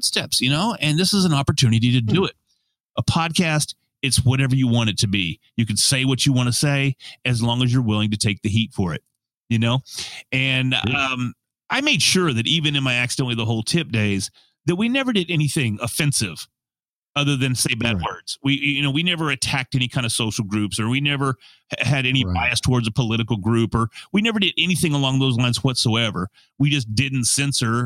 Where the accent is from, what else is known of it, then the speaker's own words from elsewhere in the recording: Texas, United States; accent: Texan; I try my best not to sound Texan.